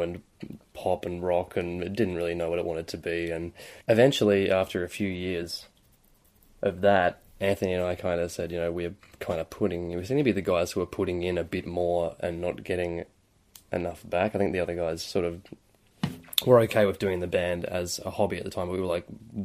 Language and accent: English; Tamworth, New South Wales, Australia; moved away as an adult; now in Newcastle, Australia; Growing up there